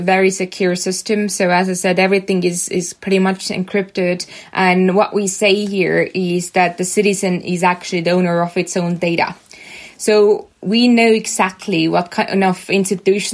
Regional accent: Estonia; we were such a small country. We were just 1.3 million people here. And we came from Soviet Union

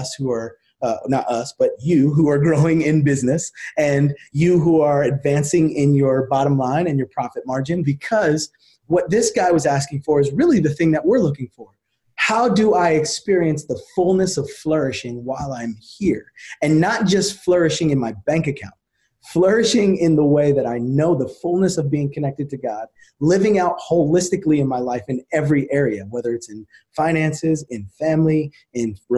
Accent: New Jersey, United States; I grew up in New Jersey

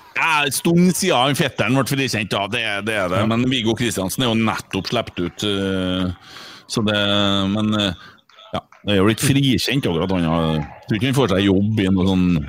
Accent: Bjugn, Trøndelag, Norway; Jeg er jo fra Bjugn, og jeg turte ikke si at jeg var fra Bjugn en 10-15 år heller

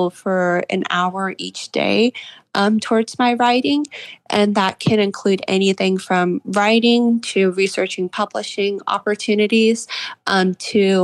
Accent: Charleston, West Virginia, United States; that story is based off of a place in my hometown. I'm from Charleston, West Virginia.

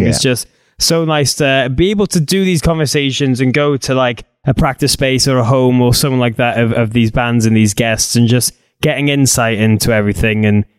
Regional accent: Wales, United Kingdom; as Welsh idiots we are.

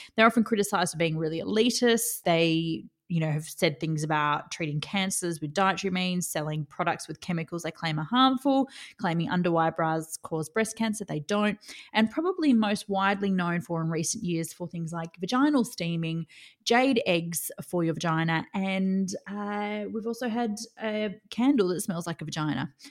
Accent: Australia; I'm Australian

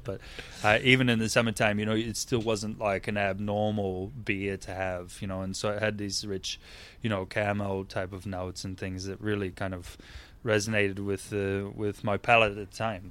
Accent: northern Indiana, United States; moved away as an adult; also born or lived in Chicago, Illinois; now in Australia; I grew up in Indiana, northern part of Indiana, and right outside of Chicago

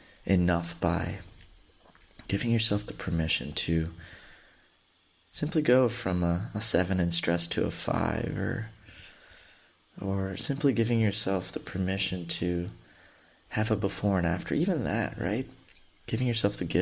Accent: Houston, Texas, United States; I grew up in Southeast Houston and have been through 3 hurricanes growing up

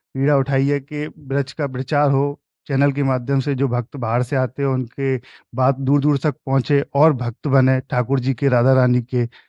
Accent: Vrindavan, Uttar Pradesh, India; मैं ब्रजन हूँ वृंदावन का ही रहने वाला हूँ

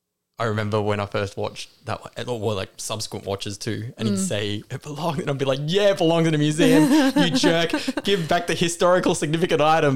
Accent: Australia; I'm Australian.

